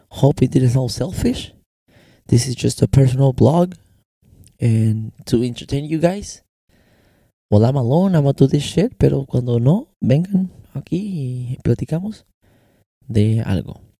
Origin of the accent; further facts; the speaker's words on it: Mexico; accent: American; also born or lived in United States; mi acento americano, yo no lo puedo negar. ¿Por qué? Porque también crecí en los Estados Unidos y crecí en México. Ahora yo no puedo negar mi bandera. Mi bandera es mexicana porque mis papeles son mexicanos.